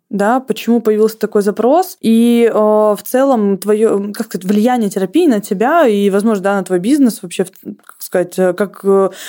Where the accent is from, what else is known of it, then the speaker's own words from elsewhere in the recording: Krasnodar Krai, Russia; по крайней мере, я из Краснодарского края, у нас была такая фраза «хороший понт дороже денег».